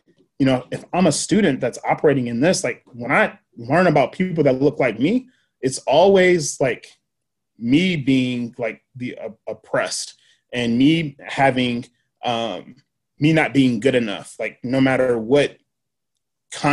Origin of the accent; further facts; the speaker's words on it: Nashville, Tennessee, United States; I grew up in Antioch. So I went to Antioch Public School or Nashville Public Schools, J.E. Moss, JFK, Antioch High School.